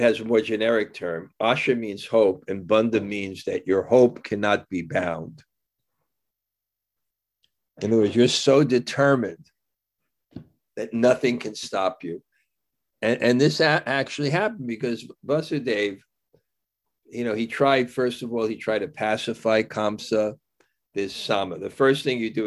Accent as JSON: {"language": "English", "town": "New York City", "region": "New York", "country": "United States", "tie": "born or raised there", "said": "I grew up in Brooklyn"}